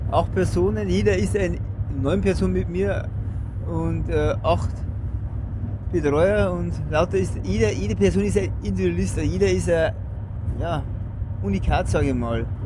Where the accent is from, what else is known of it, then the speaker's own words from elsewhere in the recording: Bavaria, Germany; bei uns im Bayerischen Wald ist halt Berg einmal zwei, drei Kilometer lang oder länger